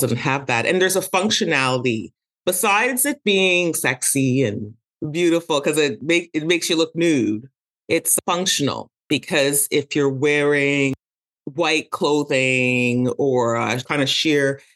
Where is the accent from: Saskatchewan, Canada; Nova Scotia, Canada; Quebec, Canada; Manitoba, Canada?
Quebec, Canada; Montreal; I was born and raised in Montreal, Canada